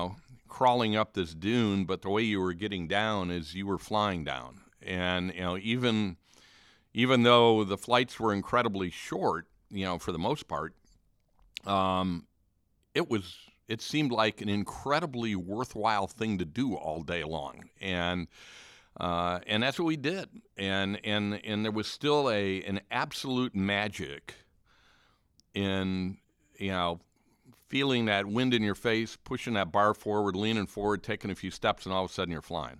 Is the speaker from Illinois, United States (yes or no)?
yes; Chicago, Illinois, United States; growing up in the Chicago area